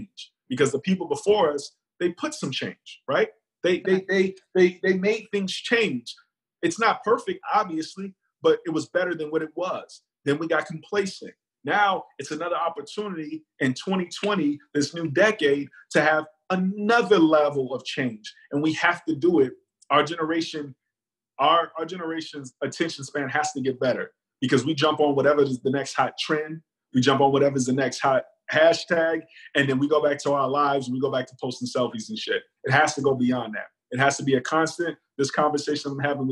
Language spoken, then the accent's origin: English; United States; I am very American